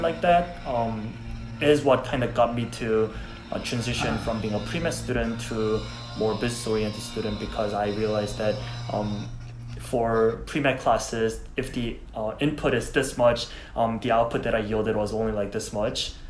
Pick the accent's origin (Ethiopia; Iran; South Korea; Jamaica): South Korea; English is a second language; now in United States; I'm from Korea